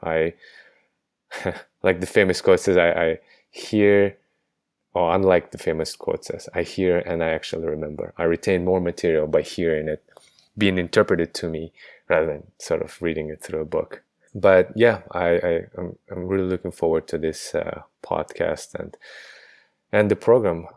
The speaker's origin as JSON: {"language": "English", "country": "Kazakhstan", "tie": "born or raised there", "also_born_or_lived": "United States", "moved": "yes", "lives_now": "London, United Kingdom", "said": "I am a native of Kazakhstan, but I haven't been there in, let's see, over fifteen years"}